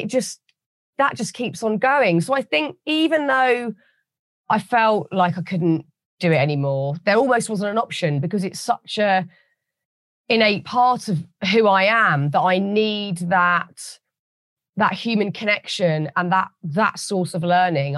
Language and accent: English; United Kingdom; As a British person